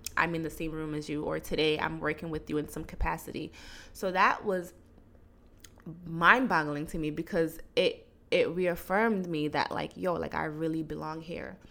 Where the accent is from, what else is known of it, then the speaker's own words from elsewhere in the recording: Guinea; moved away; I was born in Guinea. I went to school in Guinea.